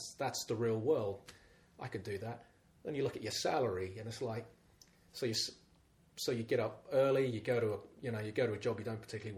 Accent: London, United Kingdom; 35 years in Lambeth, born and bred in Lambeth

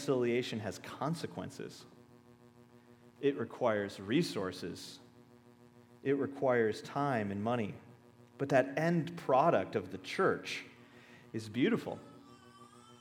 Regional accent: Minnesota, United States; we're from Minnesota

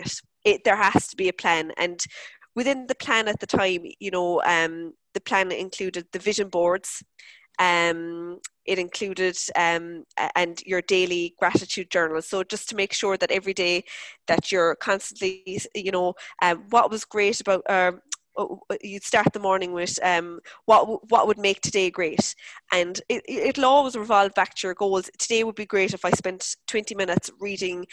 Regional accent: Cork, Munster, Ireland; the area where I grew up in Mayfield in Cork

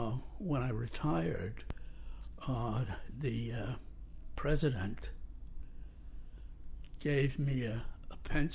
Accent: New York City, New York, United States; born or raised there; also born or lived in Saarbrücken, Germany

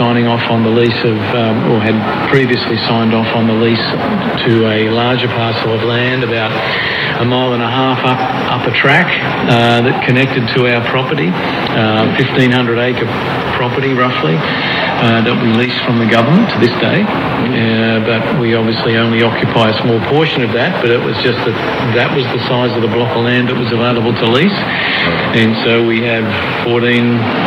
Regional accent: Melbourne, Victoria, Australia; I'm from Melbourne, born and bred in Melbourne

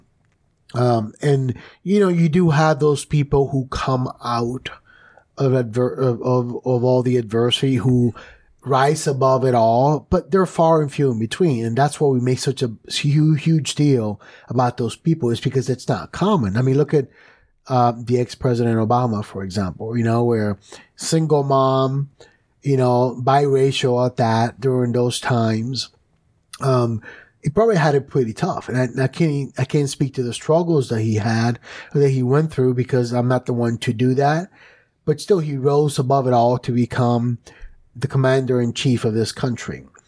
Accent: New York City, New York, United States; I grew up in New York City

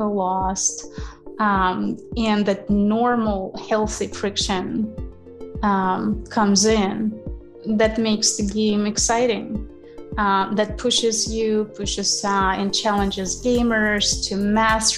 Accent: Ukraine; moved away as an adult; I'm originally from Ukraine, where I spent 27 years of my life.

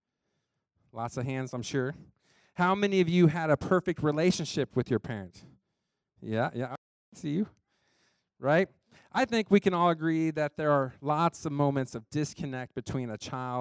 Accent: United States; I grew up in Johnson County

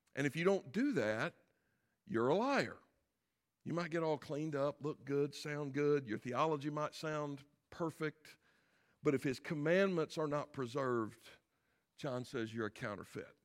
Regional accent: South Carolina, United States; I am from South Carolina

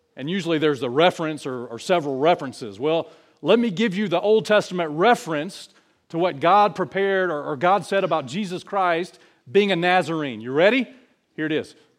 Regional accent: New Brockton, Alabama, United States; I'm from New Brockton. That's where I'm from.

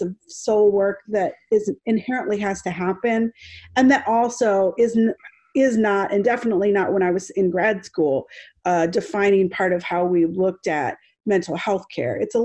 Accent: New Jersey, United States; also born or lived in Bogota, Colombia; And so I was born in Bogota and adopted by a white family and brought to New Jersey

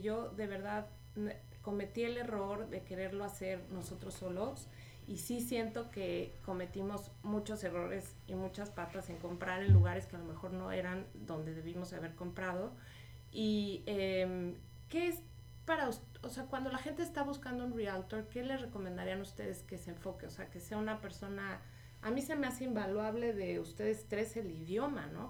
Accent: Mexico; now in Houston, United States; como mexicanos

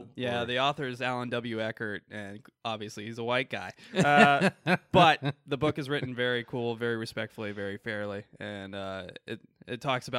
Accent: Port Clinton, Ohio, United States; I grew up in Port Clinton area, so and, real familiar.

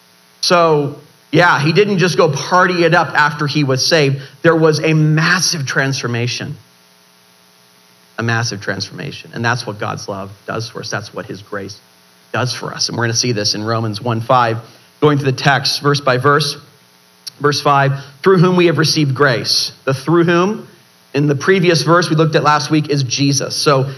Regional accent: Ireland; I know, it's my middle name and I'm Irish and I don't even realize, you know.

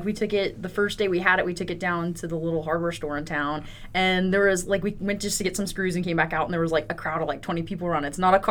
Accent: the South, United States; kind of growing up in the South, everyone's like, oh, they're your new best friend if you have a car

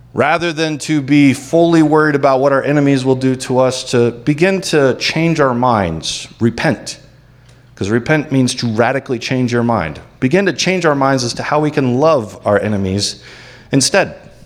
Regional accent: United States; as American Christians

